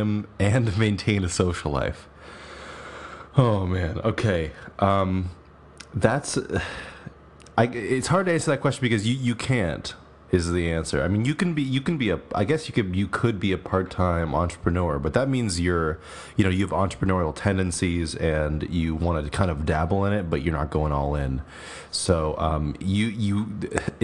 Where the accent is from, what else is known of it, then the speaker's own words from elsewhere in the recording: New York, United States; I was born in New York